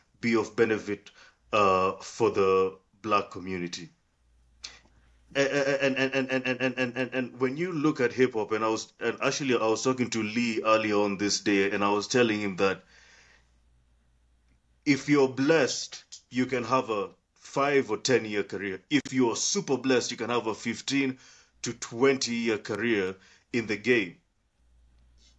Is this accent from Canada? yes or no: no; Kenya; I'm from Kenya. I'm from Kenya.